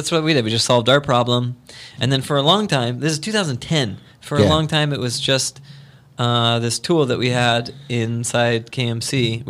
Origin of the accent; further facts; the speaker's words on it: United States; I'm American.